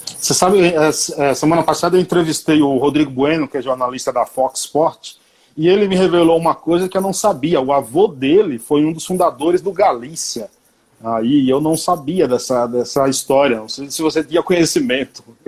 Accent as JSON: {"language": "Portuguese", "town": "Paiaiá", "region": "Bahia", "country": "Brazil", "said": "Eu sou do, do Paiaiá"}